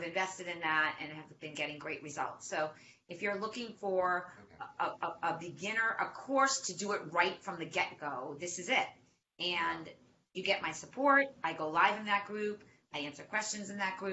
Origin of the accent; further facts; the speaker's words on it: Boston, Massachusetts, United States; accent: Boston; my Boston accent